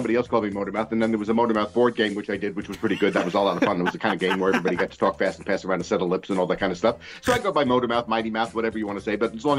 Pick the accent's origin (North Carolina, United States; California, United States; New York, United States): New York, United States; Long Island; when I was 12 years old, growing up on Long Island.